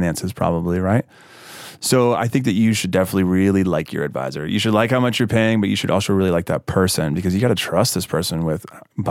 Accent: Mississippi, United States; now in Brooklyn, United States; I live in Williamsburg, Brooklyn, and I'm from Mississippi.

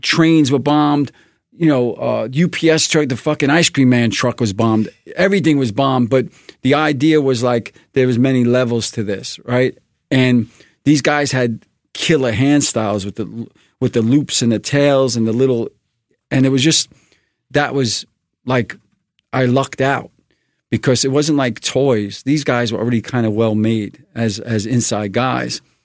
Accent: New York City, New York, United States; also born or lived in Flatbush, Brooklyn / Sheepshead Bay, Brooklyn; I was born in Flatbush real quick, like, for a couple of years we lived there in Church and Troy, but then we moved to Bay Ridge

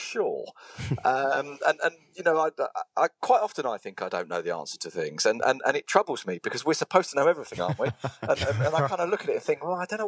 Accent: England, United Kingdom; moved away as an adult; now in Spain; I'm too English in this, even after God knows how many years in Spain

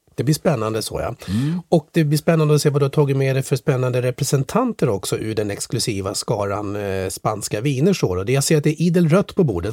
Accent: Sweden

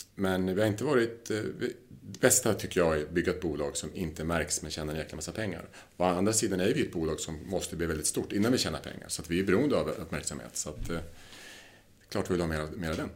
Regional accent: southern Lapland, Sweden; moved away; vi kommer från Lappland, i södra Lappland.

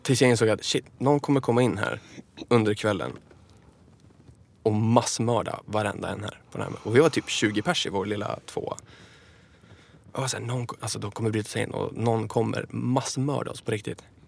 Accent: Enköping, Uppsala County, Sweden; hemma i Enköping

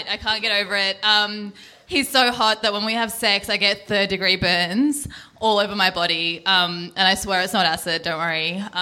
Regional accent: India; Hi, I'm I'm Indian, um

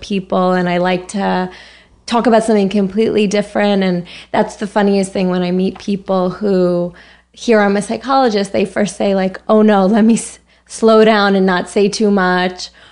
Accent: Larchmont, New York, United States; moved away as an adult; also born or lived in Boston / San Francisco; now in New York, United States; I grew up in New York. I'm from Westchester

